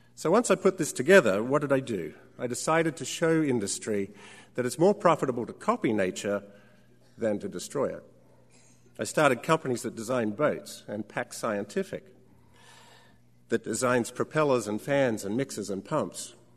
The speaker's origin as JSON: {"language": "English", "country": "Australia", "tie": "born or raised there", "said": "When I was a child growing up in Australia"}